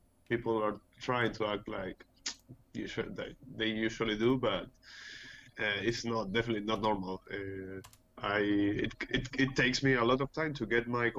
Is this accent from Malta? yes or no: no; Peru; also born or lived in Barcelona; Well, I was born in Peru. I lived here almost all my life. Then when I was almost 20, I went to Barcelona and studied illustration a little bit.